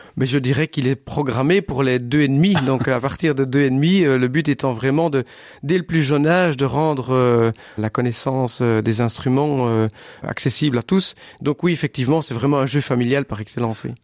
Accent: Sambreville, Wallonia, Belgium; moved away as an adult; now in Bastogne, Belgium; je suis originaire de Sambreville. Mhm. J'habite Bastogne maintenant depuis une quinzaine d'années.

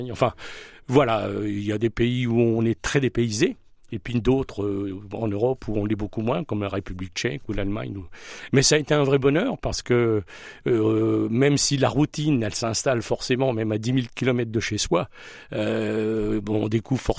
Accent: Hauts-de-France, France; je suis natif de Picardie, donc j'ai appris à piloter à Lens, dans l'Aisne.

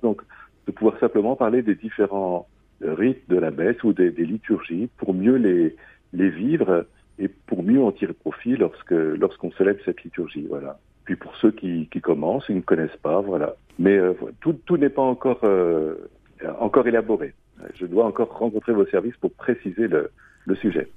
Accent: France; also born or lived in Reims; now in Châlons-en-Champagne, France; je suis euh, né à Reims, j'ai passé mon enfance dans la Loire

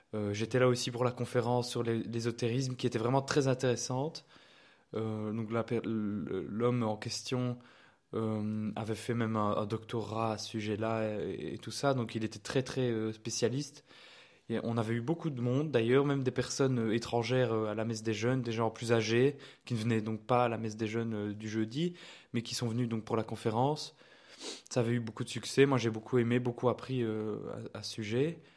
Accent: Liège, Wallonia, Belgium; je suis liégeois

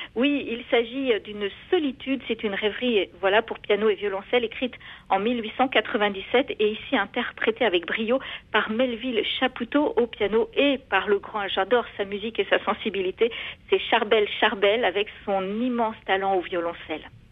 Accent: Pont-Aven, Brittany, France; chez nous à Pont-Aven

